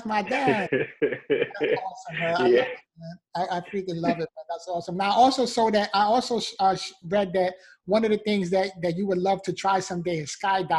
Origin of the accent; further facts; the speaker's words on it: New York City, New York, United States; being born and raised in the Bronx, New York